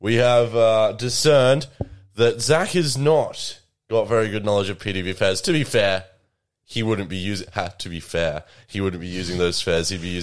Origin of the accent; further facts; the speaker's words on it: Colac, Victoria, Australia; From my hometown of Colac.